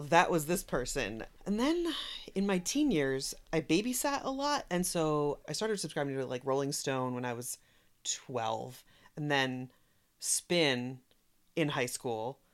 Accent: Haddonfield, New Jersey, United States; I grew up in the Philadelphia suburbs on the New Jersey side, in a small town called Haddonfield

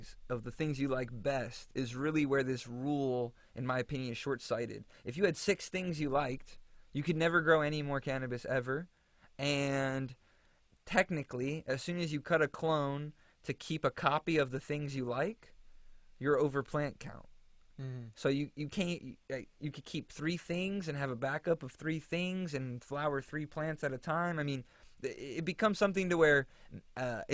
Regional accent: Florida, United States; moved away as an adult; now in California, United States; my home state, Florida

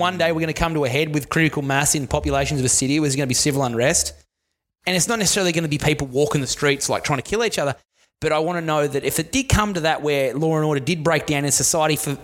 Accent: Tasmania, Australia; I'm from Tasmania

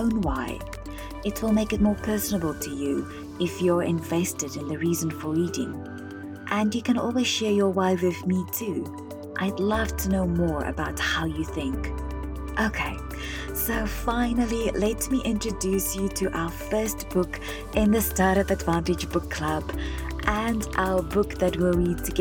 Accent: South Africa; I remember spending hours at our local public library in my hometown in South Africa

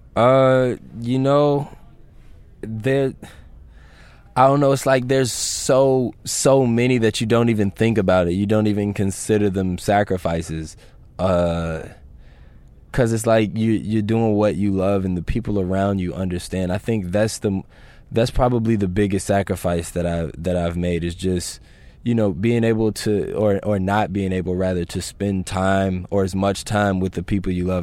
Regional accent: Chicago, Illinois, United States; growing up in Chicago

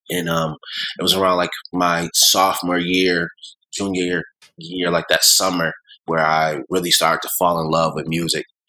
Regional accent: Buffalo, New York, United States; moved away as an adult; also born or lived in Clinton, Maryland; now in Atlanta, United States; I grew up in Buffalo, New York. Went to you know high school and everything there

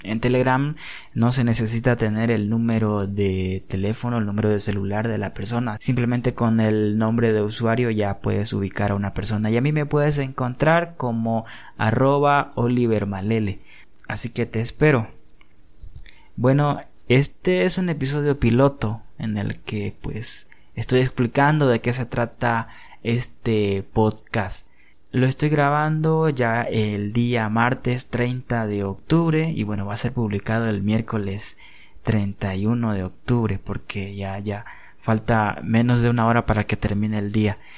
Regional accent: Bolivia; yo soy boliviano

